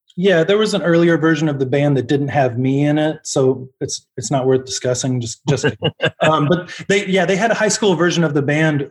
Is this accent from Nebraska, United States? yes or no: yes; Omaha, Nebraska, United States; moved away as an adult; now in Los Angeles, United States; we're from Omaha. We're an Omaha band